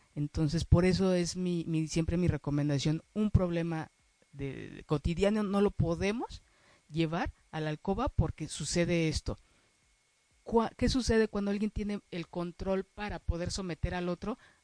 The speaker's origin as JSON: {"language": "Spanish", "country": "Mexico", "said": "como mexicanos, como mexicanas"}